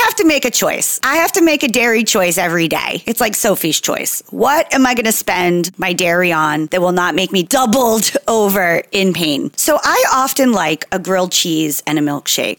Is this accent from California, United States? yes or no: no; Jersey Shore, New Jersey, United States; So I'm from New Jersey, Jersey Shore specifically.